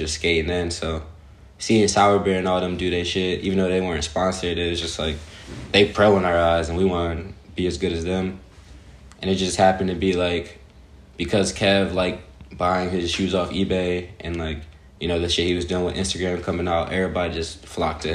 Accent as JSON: {"language": "English", "town": "Philadelphia", "region": "Pennsylvania", "country": "United States", "tie": "born or raised there", "said": "I grew up in Southwest Philly"}